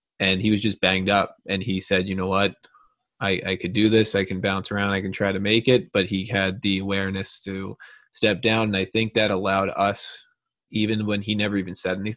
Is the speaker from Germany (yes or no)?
no; Long Island, New York, United States; I grew up in Long Island, New York